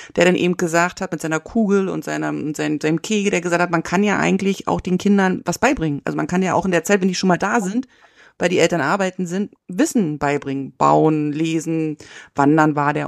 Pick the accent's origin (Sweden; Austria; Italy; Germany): Germany; East Germany; moved away; ich bin ja in der DDR aufgewachsen